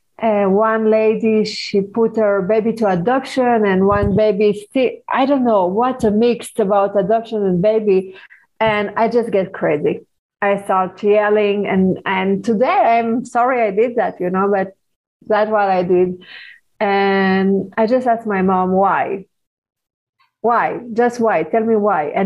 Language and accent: English; Paris, Île-de-France, France; when I was 12 years old, I grew up in Paris